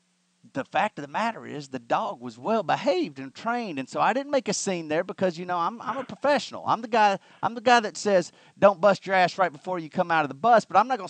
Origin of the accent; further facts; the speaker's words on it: Alabama, United States; I'm from Alabama.